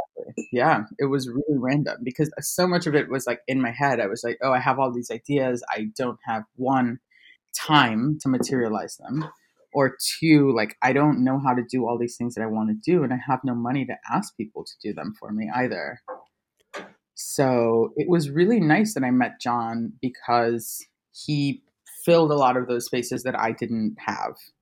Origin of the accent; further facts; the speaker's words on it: Trinidad & Tobago; now in Buenos Aires, Argentina; I'm a Trinidadian born graphic designer. Um, I currently live in Buenos Aires, Argentina